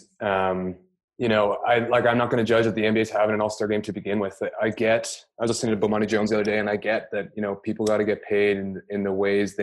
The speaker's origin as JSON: {"language": "English", "town": "Victoria", "region": "British Columbia", "country": "Canada", "moved": "yes", "lives_now": "Newfoundland, Canada", "said": "I'm originally from Victoria, BC, so I'm going island to island"}